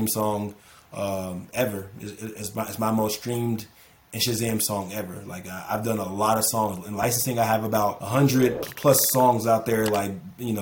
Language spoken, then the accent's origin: English; Orlando, Florida, United States; I'm from Orlando